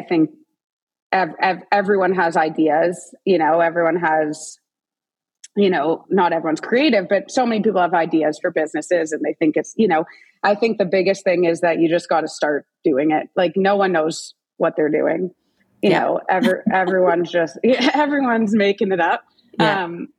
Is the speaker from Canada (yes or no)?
yes; Toronto, Ontario, Canada; But I use my family a lot. Like we're all from Toronto.